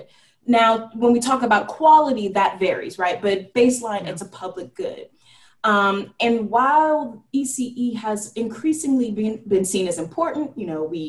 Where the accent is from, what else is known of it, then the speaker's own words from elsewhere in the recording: California, United States; in California, where it's my home state.